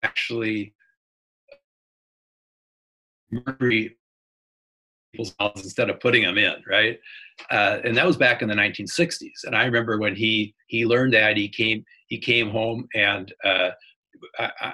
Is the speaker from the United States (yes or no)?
yes; Wisconsin, United States; I grew up in Wisconsin